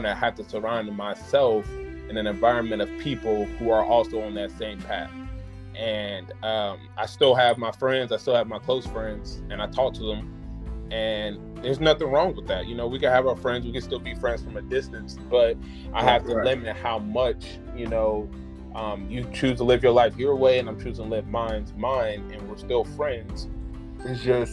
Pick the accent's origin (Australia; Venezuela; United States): United States; Springfield, Illinois; moved away as an adult; now in Charlotte, United States; I'm from Springfield, Illinois, and in my hometown